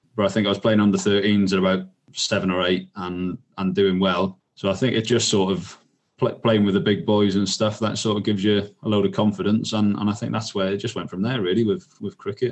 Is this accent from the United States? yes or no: no; Welsh, Wales, United Kingdom; as I sort of grew up and realised, hang on, I'm Welsh here